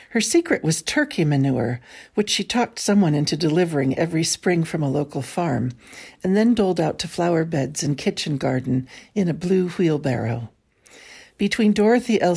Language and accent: English; San Francisco, California, United States; Born and raised in San Francisco